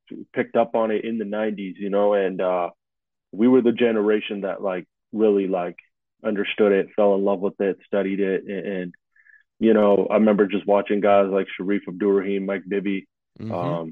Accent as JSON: {"language": "English", "town": "Vancouver", "region": "British Columbia", "country": "Canada", "tie": "born or raised there", "said": "I'm born and raised in Vancouver, Canada."}